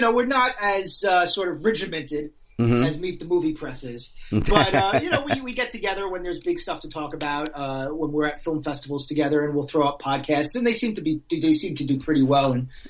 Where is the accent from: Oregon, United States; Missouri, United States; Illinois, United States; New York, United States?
New York, United States; New York City; also born or lived in Manhattan / Staten Island / Queens / Long Island; I am from New York.